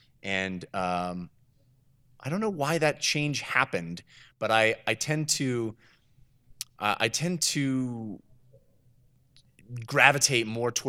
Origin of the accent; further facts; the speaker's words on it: the Bay Area, California, United States; Growing up in the Bay Area, my dad was, you know, brought home personal computers when they first started becoming available.